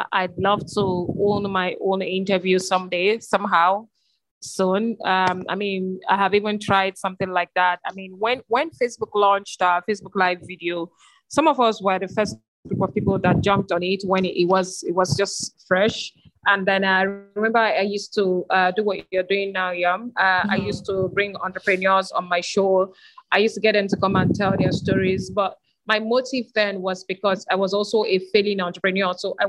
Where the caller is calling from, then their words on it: Lagos, Nigeria; Okay, first of all, I am joining in from Lagos, Nigeria